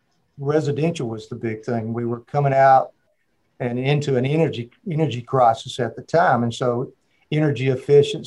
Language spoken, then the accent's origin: English; Marietta, Georgia, United States; also born or lived in Alabama; now in Columbus, United States; Born and raised in Marietta, Georgia, with a family of three sisters and myself.